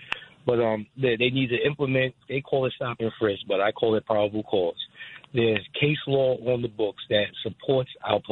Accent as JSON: {"language": "English", "town": "New York City", "region": "New York", "country": "United States", "moved": "yes", "lives_now": "Canada", "said": "I'm from the South Bronx"}